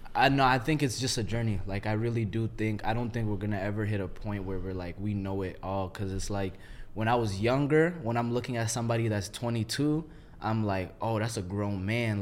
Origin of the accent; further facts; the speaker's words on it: Minneapolis, Minnesota, United States; I'm from Minneapolis